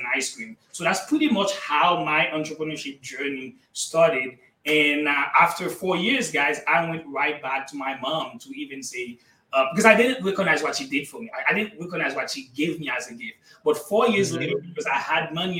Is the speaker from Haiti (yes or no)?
yes; Haiti; first language Haitian Creole; English is a second language; moved away; I was born and raised in Haiti.